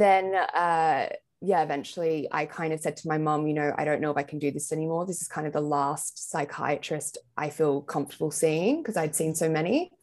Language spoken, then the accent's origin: English; Sydney, New South Wales, Australia; moved away as an adult; now in London, United Kingdom; I'm from Sydney in Australia, but I've lived here now for just over a year and a half